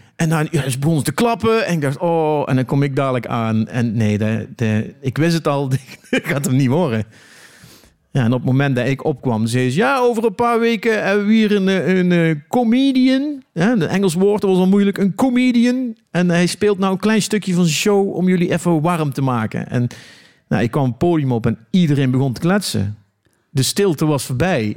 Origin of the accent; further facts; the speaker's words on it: Eindhoven, North Brabant, Netherlands; ik kom uit Eindhoven.